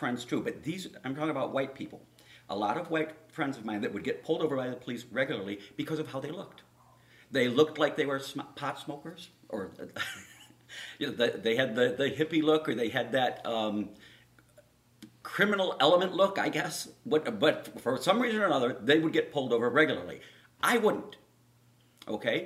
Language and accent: English; Chicago, Illinois, United States; I'm from Chicago